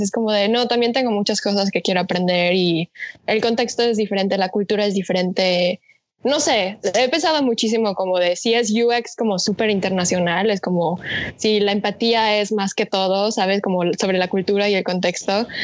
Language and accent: Spanish; Mexico; soy mexicana de corazón, pero de sangre este, soy coreana